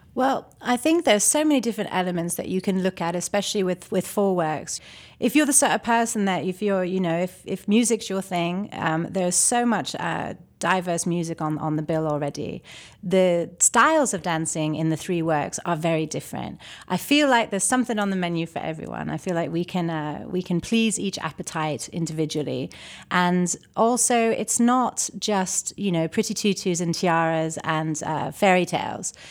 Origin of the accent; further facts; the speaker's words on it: Toronto, Ontario, Canada; also born or lived in London / Chicago; now in Charlotte, United States; I was born in Toronto, but, uh, my formal studies in classical ballet were in London